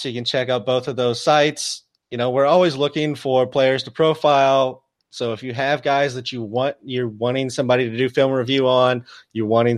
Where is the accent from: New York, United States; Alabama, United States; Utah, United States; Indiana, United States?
Indiana, United States; near Jay Cutler's hometown; Jay Cutler is actually from just outside my hometown